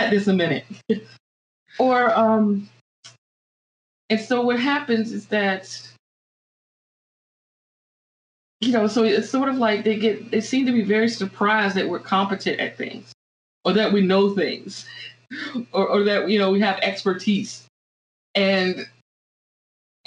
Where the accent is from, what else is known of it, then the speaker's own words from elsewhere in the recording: Virginia, United States; moved away; also born or lived in Florida; I grew up in Virginia, and I went to school in Florida, and my undergraduate education was in Florida